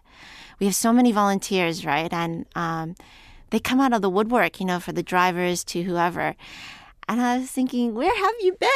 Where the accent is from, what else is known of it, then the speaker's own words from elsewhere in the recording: United States; a young person living in America